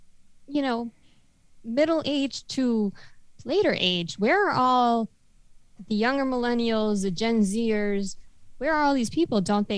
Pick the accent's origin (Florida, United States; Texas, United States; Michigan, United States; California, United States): Florida, United States; We hail from South Florida